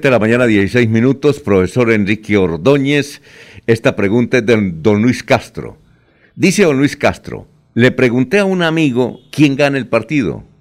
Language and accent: Spanish; Villanueva, Colombia; moved away; en mi tierra tampoco era grosería, en, Villanueva